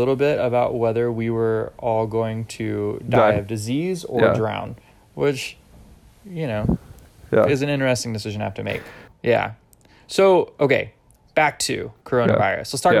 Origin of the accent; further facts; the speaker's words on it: about 45 minutes north of Fort Rucker, Alabama, United States; moved away; Fort Rucker, Alabama, which is about 45 minutes south of my hometown.